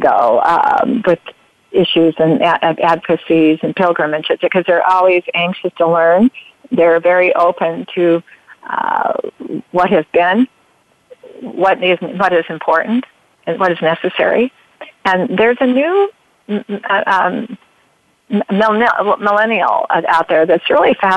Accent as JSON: {"language": "English", "region": "Oregon", "country": "United States", "tie": "born or raised there", "also_born_or_lived": "Grants Pass, Oregon", "said": "Yeah, I'm an Oregonian. Born."}